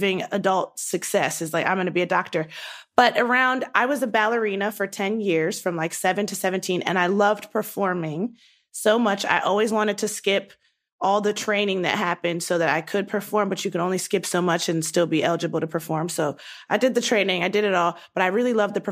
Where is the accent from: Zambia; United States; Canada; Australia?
United States; Baltimore, Maryland; moved away as an adult; also born or lived in Los Angeles; I was born and raised in Baltimore